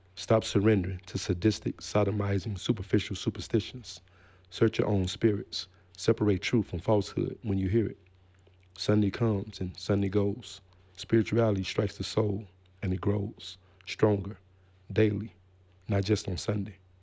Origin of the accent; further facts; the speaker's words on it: Gary, Indiana, United States; moved away as an adult; also born or lived in Memphis, Tennessee; I was born in Memphis, Tennessee, but I was raised in Gary, Indiana.